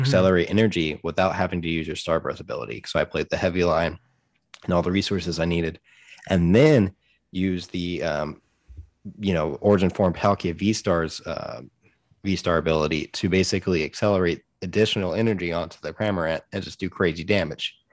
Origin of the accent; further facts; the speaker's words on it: United States; part of being an American